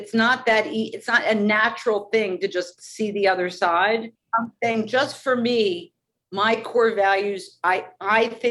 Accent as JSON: {"language": "English", "town": "Philadelphia", "region": "Pennsylvania", "country": "United States", "said": "I'm not from New York City. I'm from Philadelphia"}